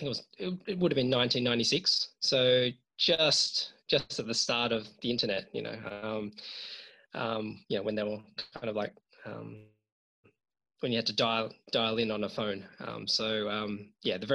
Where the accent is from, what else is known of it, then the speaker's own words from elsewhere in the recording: Australia; I was born in Australia, but my parents are from Hong Kong and China. So they moved here in the 1970s, to start a new life. And I was fortunate enough to be born in Australia. And I've lived here all my life.